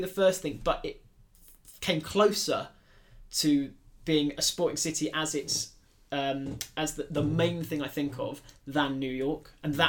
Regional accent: United Kingdom; London. Because we're British.

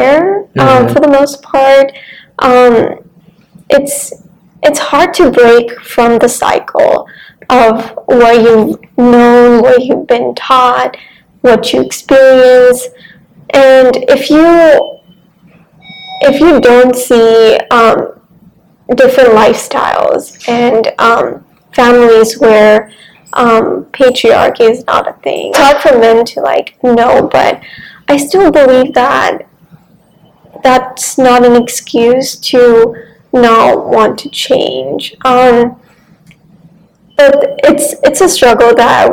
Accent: India; also born or lived in Surat, Gujarat, India; now in Austin, United States; My majority of my childhood was in India. So I was born in the city of Surat in Gujarat, India.

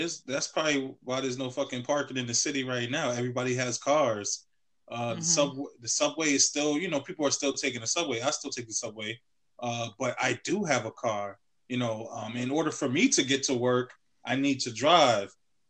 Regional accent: New York City, New York, United States; I'm from the Bronx. I grew up in the Bronx

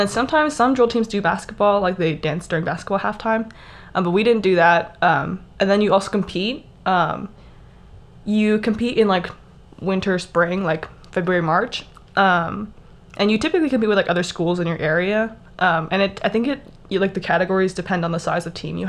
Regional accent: Texas, United States; I am from Texas, so I grew up doing drill team

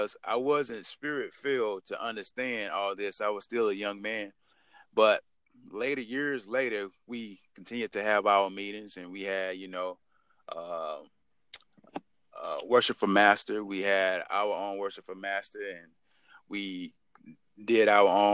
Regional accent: South Georgia, United States; I had a family growing up in South Georgia

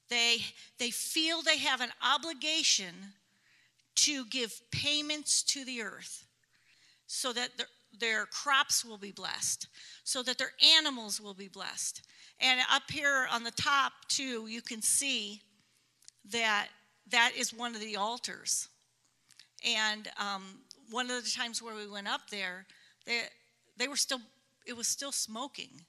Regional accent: Toledo, Ohio, United States; now in Cusco, Peru; We are from Ohio, um, born and raised in Toledo, Ohio, and we were sent out in missions from a church in Columbus, Ohio.

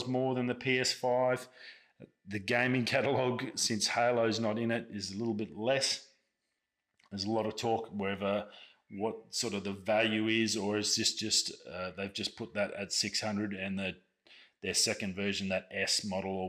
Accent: Australia; I'm an Australian. It's a part of our birthright.

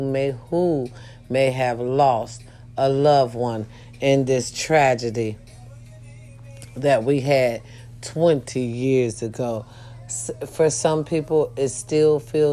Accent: United States; I love being an American

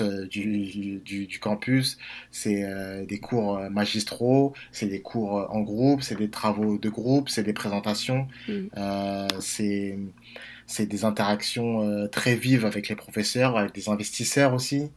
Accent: Villiers-le-Bel, Île-de-France, France; je suis originaire de Villers-le-Bel dans la région parisienne

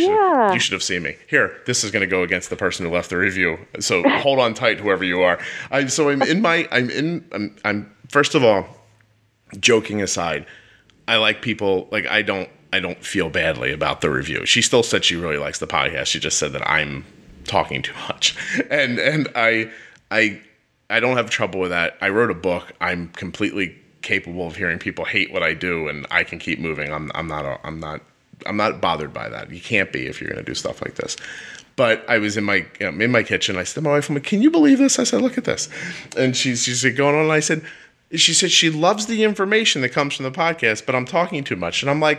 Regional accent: Northeast, United States; because I am chatty and we are from the Northeast, Kelly. I start talking, I get faster as I'm speaking.

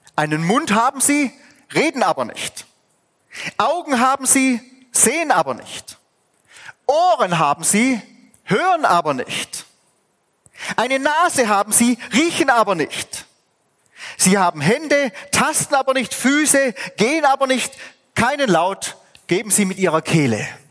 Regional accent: Swabia, Germany; ich bin Schwabe.

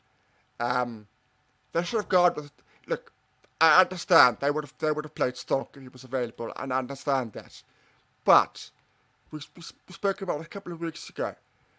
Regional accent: Cape Town, Western Cape, South Africa; born or raised there

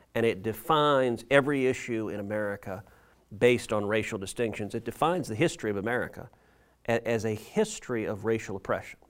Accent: Texas, United States; I grew up in Texas.

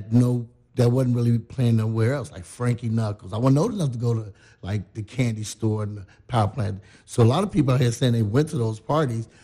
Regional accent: Chicago, Illinois, United States; moved away as an adult; now in Belleville, Illinois, United States; from Chicago

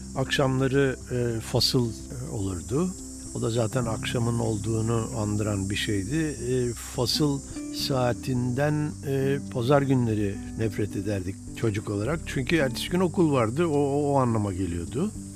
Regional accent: Eskişehir, Turkey; moved away; Eskişehirliyim ben

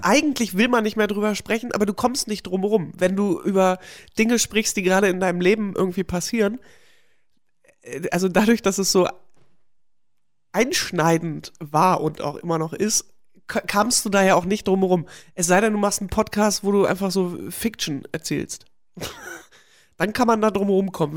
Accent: GDR, East Germany, Germany; moved away; durch meine Kindheit in der DDR

